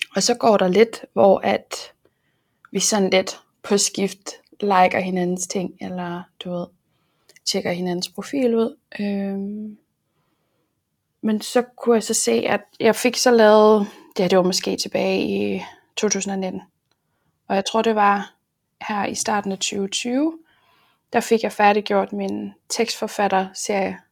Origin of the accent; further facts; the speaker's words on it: Aarhus, Central Denmark Region, Denmark; jeg er jo fra Aarhus